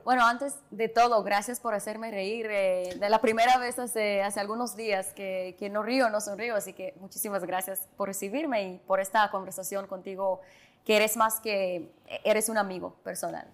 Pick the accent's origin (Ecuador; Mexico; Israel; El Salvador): Israel; Jerusalem, Jerusalem District; Spanish is a second language; moved away as an adult; now in Dominican Republic; yo nací y crecí en Jerusalén